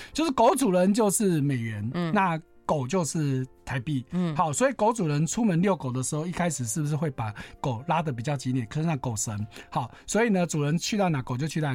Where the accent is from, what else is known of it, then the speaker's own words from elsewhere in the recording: Taiwan; 我们台湾人非常喜欢买日本货嘛